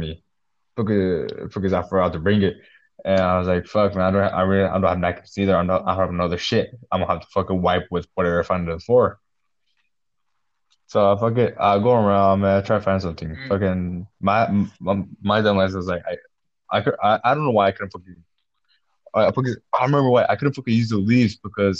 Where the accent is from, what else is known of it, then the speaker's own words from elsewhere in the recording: Mexico; first language Spanish; English is a second language; both of us are Mexican, and at least my first language is Spanish, so I speak Spanish better than English